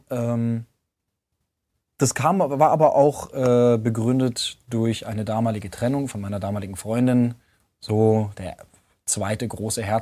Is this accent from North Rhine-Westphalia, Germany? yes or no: no; Munich, Bavaria, Germany; now in Berlin, Germany; Also ich habe ähm, als gebürtiger Münchner, ähm, und das sehe ich bei vielen Münchnern, dass die ganz schwer aus ihrem Nest kommen.